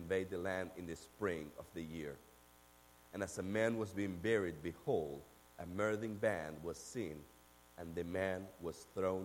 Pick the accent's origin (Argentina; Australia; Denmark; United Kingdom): Argentina; English is a second language; now in Memphis, United States; I'm from Argentina